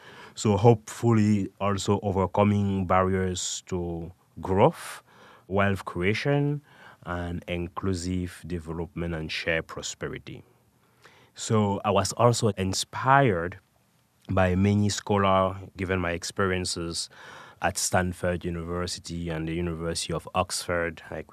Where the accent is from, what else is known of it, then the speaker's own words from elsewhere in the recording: Cameroon; also born or lived in France / Canada / United Kingdom; now in United States; I was born in Cameroon and raised in Cameroon, France, Canada, before coming to the United States and spent some time in the United Kingdom as well.